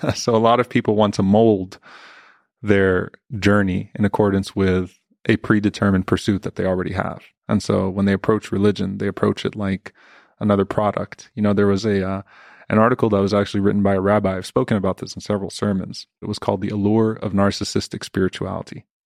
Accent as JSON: {"language": "English", "town": "New Orleans", "region": "Louisiana", "country": "United States", "tie": "born or raised there", "moved": "yes", "lives_now": "Dallas, United States", "said": "I grew up in Louisiana"}